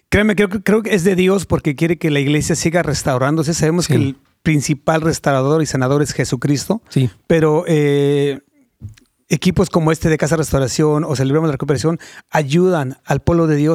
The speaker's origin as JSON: {"language": "Spanish", "town": "Ciudad Azteca", "region": "State of Mexico", "country": "Mexico", "tie": "born or raised there", "also_born_or_lived": "Guanajuato", "said": "Nací en Guanajuato, pero me crié en el Estado de México."}